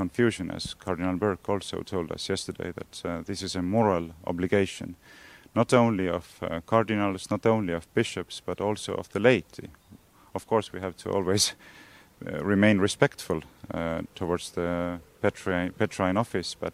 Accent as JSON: {"language": "English", "country": "Estonia", "said": "we are both from Estonia"}